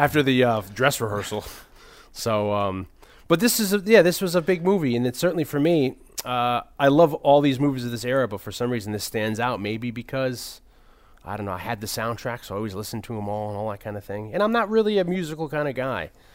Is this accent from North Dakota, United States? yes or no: no; New Haven, Connecticut, United States; I grew up in the New Haven area